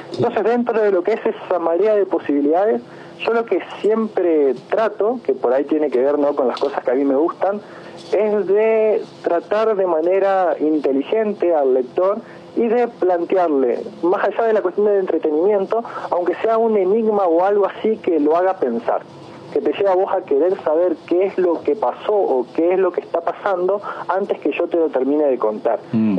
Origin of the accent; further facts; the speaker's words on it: San Javier, Santa Fe, Argentina; also born or lived in Villa Minetti; la mayoría de mi vida la pasé siempre acá en San Javier. O sea, vine con un año y medio y después, entre idas y venidas, de los 31 años que tengo, más de 25 acá en San Javier